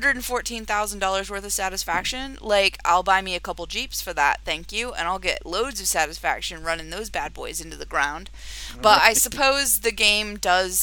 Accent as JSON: {"language": "English", "country": "United Kingdom", "moved": "as an adult", "lives_now": "United States", "said": "I've focused on the U.K. and the U.S.A., obviously, because I have links there"}